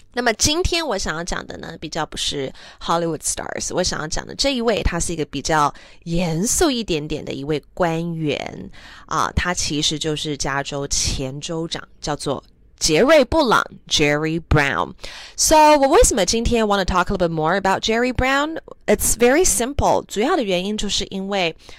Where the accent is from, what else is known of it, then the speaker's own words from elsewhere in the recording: Taiwan; first language English; Chinese is a second language; 从小是在台湾长大，但是我，啊，念的都是英文小学